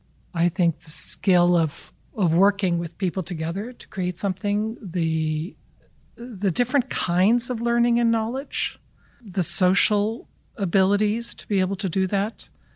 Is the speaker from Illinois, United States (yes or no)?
no; California, United States; but I'm from California.